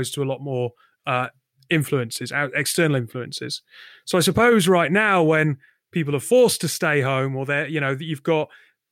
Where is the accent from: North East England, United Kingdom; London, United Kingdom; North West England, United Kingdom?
North East England, United Kingdom; Northumberland; moved away as an adult; also born or lived in Essex; I'm from the northeast of England. I'm from Northumberland